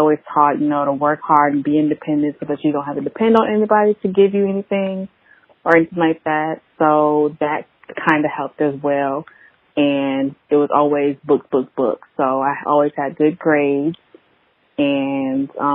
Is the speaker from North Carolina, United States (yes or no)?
no; Beaufort, South Carolina, United States; I am from Beaufort, South Carolina, small town. Everybody knows everybody.